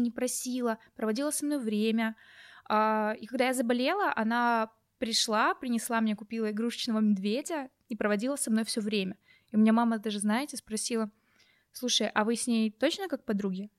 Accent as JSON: {"language": "Russian", "region": "Crimea", "country": "Ukraine", "said": "я вообще из Крыма. Угу. Я родилась при Украине"}